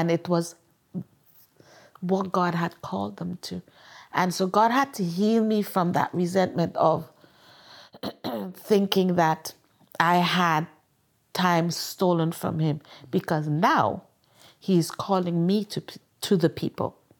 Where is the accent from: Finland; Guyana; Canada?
Guyana; moved away; also born or lived in England; I'm from Guyana, South America